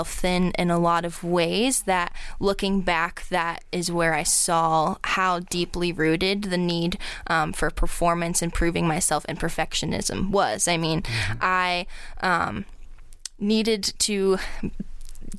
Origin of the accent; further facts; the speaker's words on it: Akron, Ohio, United States; born and raised in Akron